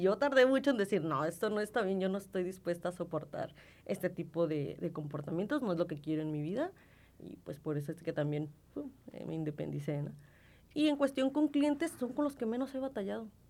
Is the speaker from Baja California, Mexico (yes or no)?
yes; Tijuana, Baja California, Mexico; accent: norteña; yo soy de aquí de Tijuana. Yo toda mi vida, eh, He estado aquí